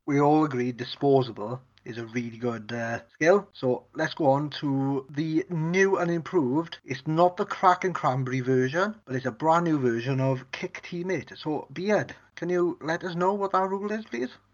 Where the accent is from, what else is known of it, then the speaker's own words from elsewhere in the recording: Wales, United Kingdom; I'm Welsh.